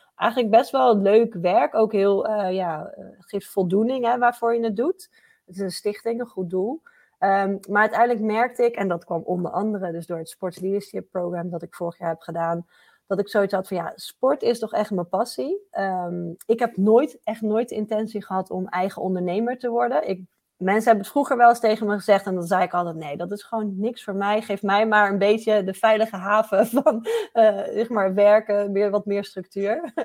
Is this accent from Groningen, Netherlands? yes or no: no; Gouda, South Holland, Netherlands; in Gouda, waar ik vandaan kom